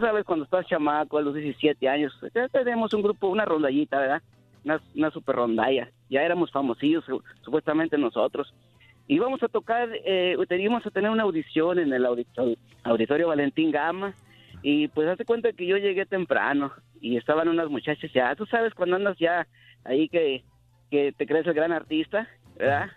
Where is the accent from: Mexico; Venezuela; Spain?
Mexico; Rioverde, San Luis Potosí; now in Phoenix, United States; Yo soy, nativo de Río Verde, San Luis Potosí